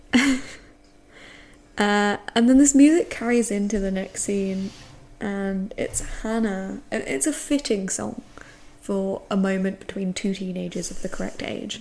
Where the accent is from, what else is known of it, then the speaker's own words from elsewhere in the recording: England, United Kingdom; I'm English.